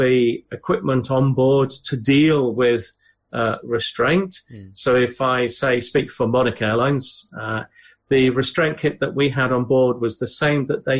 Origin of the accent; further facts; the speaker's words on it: United Kingdom; but as a British person, you're watching these two people have this discussion, and you think, if this was in the UK